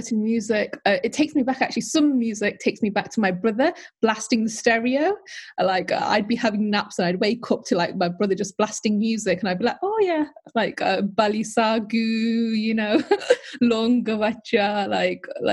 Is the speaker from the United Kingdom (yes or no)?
yes; United Kingdom; English is a second language; When I came to the UK, I was 4 years old when I emigrated